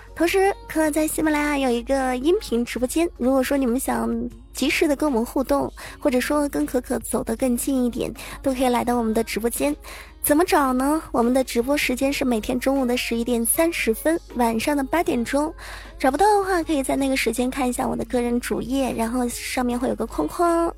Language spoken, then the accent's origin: Chinese; Zhejiang, China; 我这河南话特别的渣渣啊。作为一个浙江人，能把河南话说成这样了也是不错的。